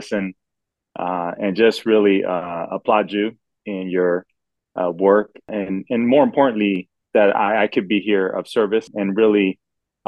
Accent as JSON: {"language": "English", "town": "Los Angeles", "region": "California", "country": "United States", "tie": "born or raised there", "said": "I was born in Los Angeles"}